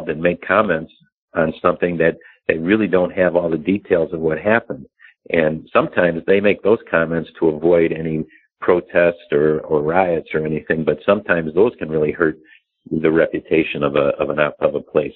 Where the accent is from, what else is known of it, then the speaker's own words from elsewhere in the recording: Chicago, Illinois, United States; I'm from Chicago